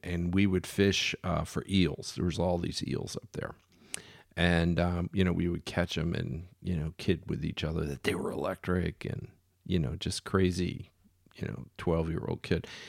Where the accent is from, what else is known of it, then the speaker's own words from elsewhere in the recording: Philadelphia, Pennsylvania, United States; When I was a kid, um, I grew up in Philadelphia